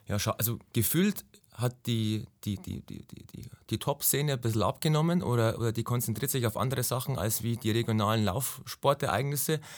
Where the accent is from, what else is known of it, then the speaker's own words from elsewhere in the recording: Ingolstadt, Bavaria, Germany; komme aus Ingolstadt, also bin geboren in Ingolstadt, bin gebürtiger Schanzer innerhalb der Stadtmauer